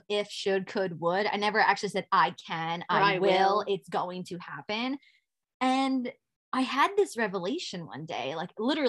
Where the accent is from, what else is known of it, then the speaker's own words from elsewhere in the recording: New York City, New York, United States; as a New Yorker, like you see these things all the time and you take it for granted.